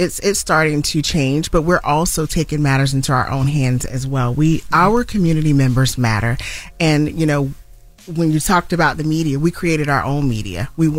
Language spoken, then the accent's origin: English; Spartanburg, South Carolina, United States; Tamika's case was also near and dear because she went missing from my hometown.